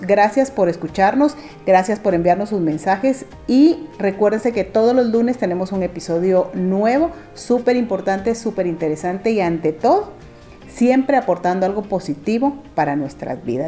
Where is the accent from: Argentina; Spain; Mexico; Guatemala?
Guatemala; como guatemaltecos responsables